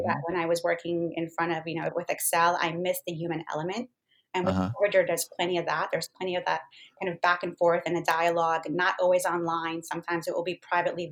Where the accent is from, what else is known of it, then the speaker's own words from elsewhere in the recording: Israel; now in United States; I'm Israeli